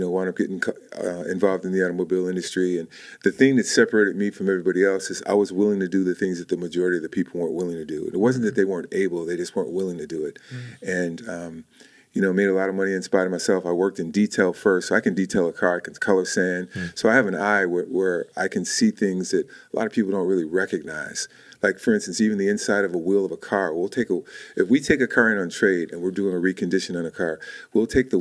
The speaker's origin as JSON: {"language": "English", "town": "Chicago", "region": "Illinois", "country": "United States", "moved": "as an adult", "lives_now": "Manteca, United States", "said": "I'm from Chicago"}